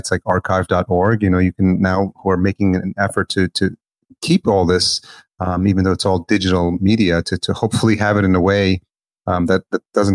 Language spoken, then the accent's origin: English; El Salvador; now in United States; I was born in El Salvador